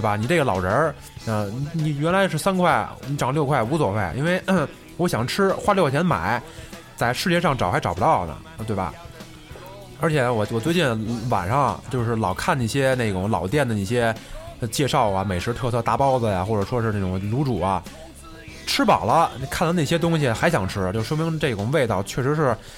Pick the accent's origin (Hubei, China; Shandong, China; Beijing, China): Beijing, China; 我生在这个北京这个城市